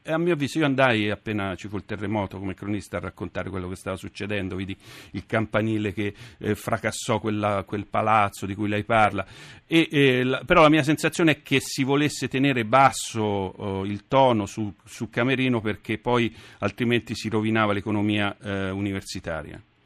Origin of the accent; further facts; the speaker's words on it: Assisi, Umbria, Italy; io sono di Assisi